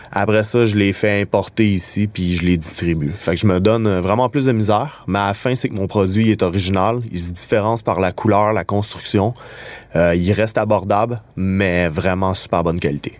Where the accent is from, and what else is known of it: Quebec, Canada